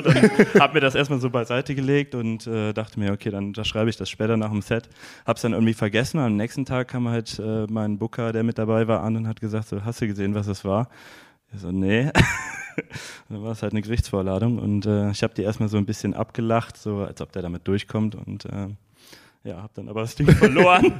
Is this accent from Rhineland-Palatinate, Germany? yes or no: no; Erftstadt, North Rhine-Westphalia, Germany; also born or lived in Bergisch Gladbach / Cologne; aus Erfstadt